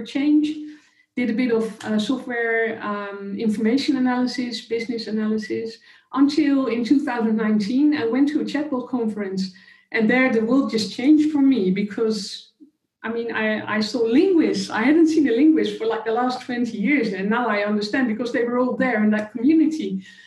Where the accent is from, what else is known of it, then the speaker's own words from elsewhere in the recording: Netherlands; I'm a conversation designer and a platform specialist from the Netherlands in Europe